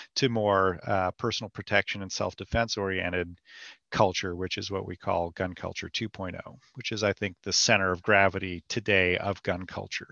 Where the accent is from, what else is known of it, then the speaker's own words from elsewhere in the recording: California, United States; moved away; also born or lived in North Carolina; my background growing up in California where there wasn't much of a, an active gun culture